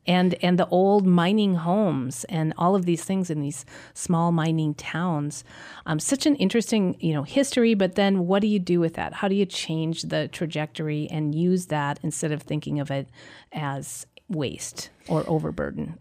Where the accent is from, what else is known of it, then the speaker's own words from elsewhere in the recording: Brainerd, Minnesota, United States; I grew up in Brainerd